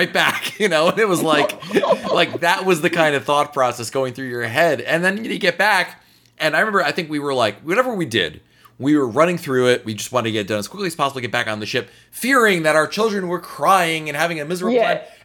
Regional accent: Northeast, United States; moved away; I grew up in the Northeast.

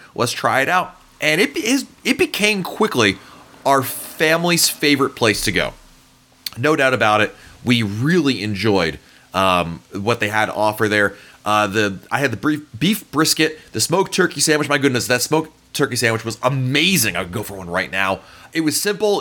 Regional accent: the North, United States; I grew up in the North. Barbecue is not a big thing up there

